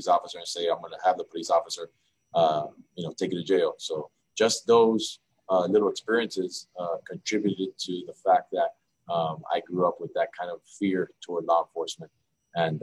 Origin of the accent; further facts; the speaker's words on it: Miami, Florida, United States; Just a kid from Miami, man. Grew up here